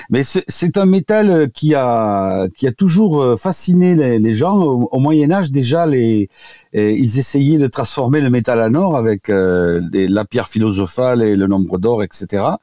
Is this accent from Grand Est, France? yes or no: no; Occitania, France; now in Paris, France; Je suis venu du Tarn à Paris pour euh, rencontrer Jacques Ménétrier qui avait décrit les, les diathèses de Ménétrier et d'oligothérapie.